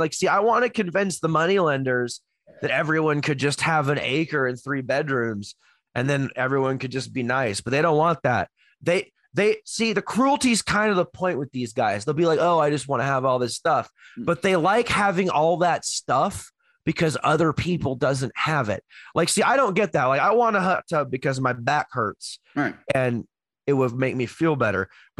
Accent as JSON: {"language": "English", "town": "Houston", "region": "Texas", "country": "United States", "tie": "born or raised there", "moved": "yes"}